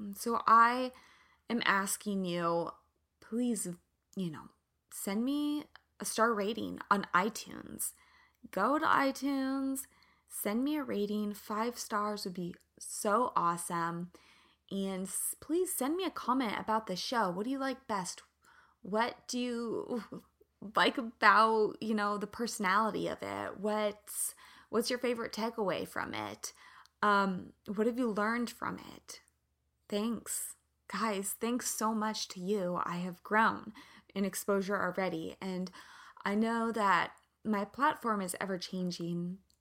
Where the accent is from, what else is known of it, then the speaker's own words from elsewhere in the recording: Kansas, United States; moved away; also born or lived in Santa Barbara; I'm from the Midwest. I'm from Kansas